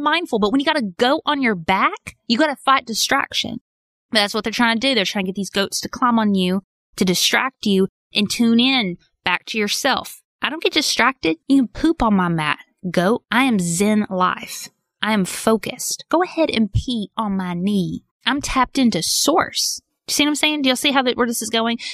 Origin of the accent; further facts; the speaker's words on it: Arkansas, United States; I'm from Arkansas.